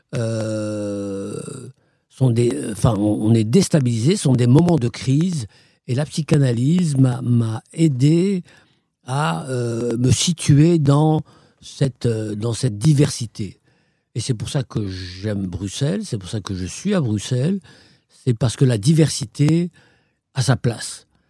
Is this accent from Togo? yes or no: no; Morocco; also born or lived in Fès / Belgium; now in Brussels, Belgium; je suis marocain, je suis né au Maroc